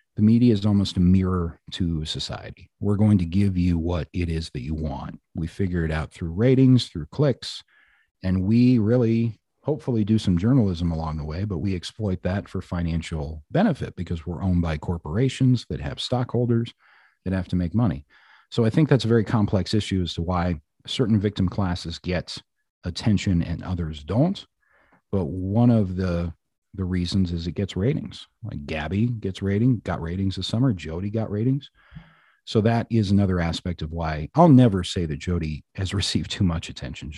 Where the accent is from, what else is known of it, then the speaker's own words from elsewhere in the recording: Black Hawk, Colorado, United States; now in Mower County, Minnesota, United States; I grew up in Blackhawk, Colorado, which is now a booming casino town